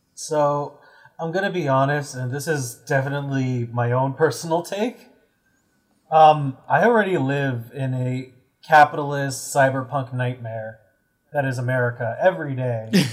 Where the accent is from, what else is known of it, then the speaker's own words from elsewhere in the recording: United States; I'm American